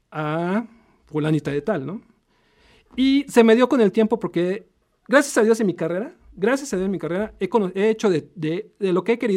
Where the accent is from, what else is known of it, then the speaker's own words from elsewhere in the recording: Puebla, Mexico; Soy poblano. Soy poblano de 100% poblano. Soy 100% poblano.